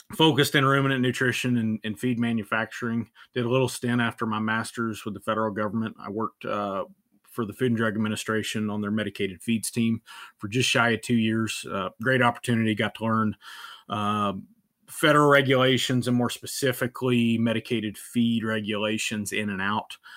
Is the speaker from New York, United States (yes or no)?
no; northernmost Virginia, United States; moved away as an adult; also born or lived in Tennessee; now in Amarillo, United States; I was born and raised in, in the northernmost part of Virginia